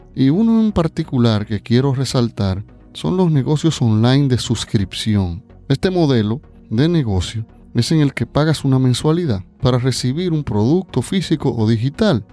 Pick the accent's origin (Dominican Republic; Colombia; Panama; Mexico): Dominican Republic; Aquí en mi país, República Dominicana